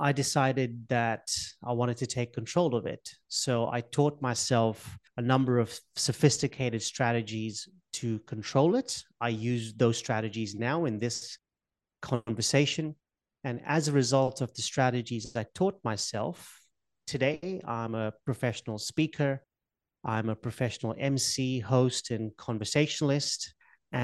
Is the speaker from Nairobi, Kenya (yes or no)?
no; Mombasa, Mombasa County, Kenya; moved away; I was born in Kenya, in Africa. I'm from a little island off the coast of Kenya called Mombasa